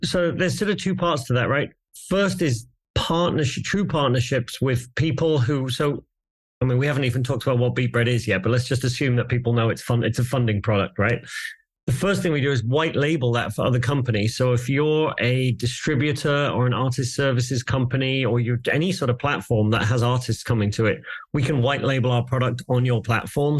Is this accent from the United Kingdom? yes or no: yes; England, United Kingdom; I'm English